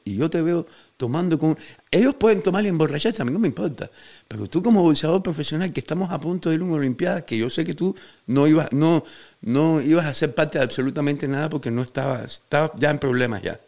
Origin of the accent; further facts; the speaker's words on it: Cuba; los fans cubanos